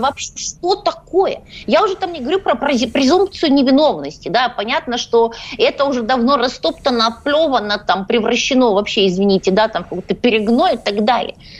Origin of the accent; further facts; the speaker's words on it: Odesa, Odesa Oblast, Ukraine; я из Одессы